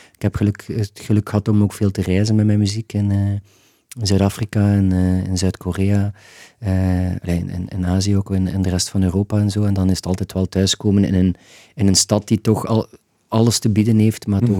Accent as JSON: {"language": "Dutch", "town": "Ghent", "region": "Flanders", "country": "Belgium", "said": "als Gentenaar"}